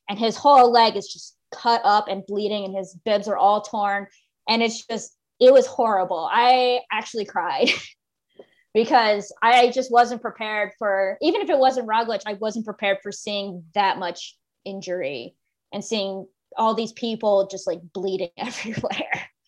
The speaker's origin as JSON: {"language": "English", "country": "United States", "said": "And I'm American and we don't have anything that old."}